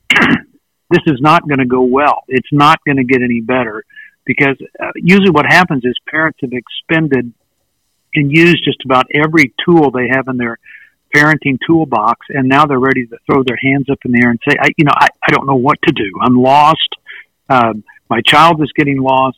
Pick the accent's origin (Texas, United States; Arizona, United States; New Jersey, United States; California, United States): Texas, United States; West; now in East Texas, United States; I live in East Texas, and I was born in West Texas